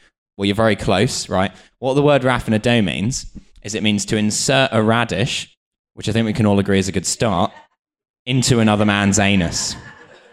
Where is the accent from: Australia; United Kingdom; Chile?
United Kingdom; being British